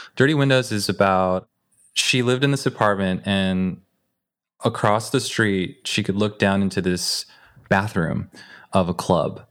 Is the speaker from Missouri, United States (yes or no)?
no; Northern California, United States; I grew up in a community that was, it's like Northern California